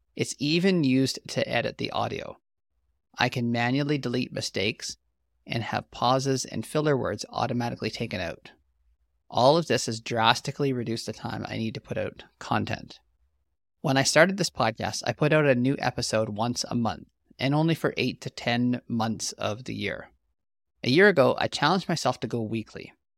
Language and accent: English; the Prairies, Canada